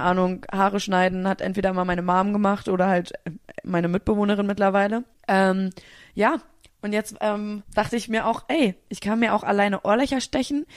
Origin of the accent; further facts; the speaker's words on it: Berlin, Germany; als Berlinerin